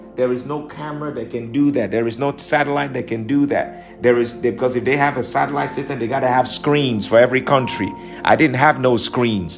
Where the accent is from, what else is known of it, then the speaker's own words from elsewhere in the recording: New York, United States; I'm from New York